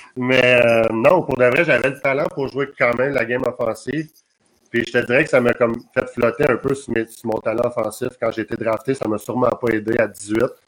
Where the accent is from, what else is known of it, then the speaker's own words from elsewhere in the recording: Saint-Zotique, Quebec, Canada; je me suis en allé chez nous à Saint-Zotique